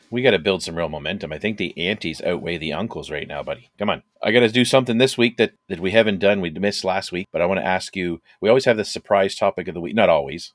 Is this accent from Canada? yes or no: yes; Canada; we're, uh, Canadian